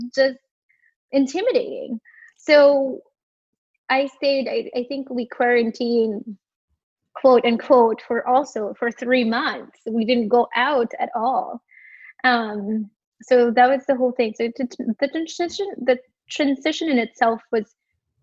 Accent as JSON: {"language": "English", "country": "Philippines", "tie": "born or raised there", "moved": "as an adult", "lives_now": "New York City, United States", "said": "I was born and raised in the Philippines and migrated here 10 years ago, almost 10 years ago"}